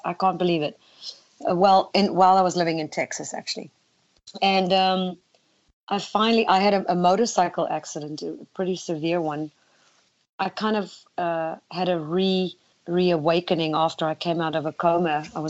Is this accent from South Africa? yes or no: yes; South Africa; also born or lived in Netherlands; now in United States; Well, I moved from South Africa to Holland first because I, as a young girl, my mindset was America.